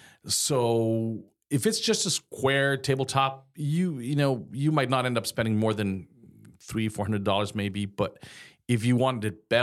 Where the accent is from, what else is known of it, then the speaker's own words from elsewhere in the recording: Mexico; moved away; I came from Mexico. I was doing a little construction back there, just on a side, and that's how I became in love with the glass industry.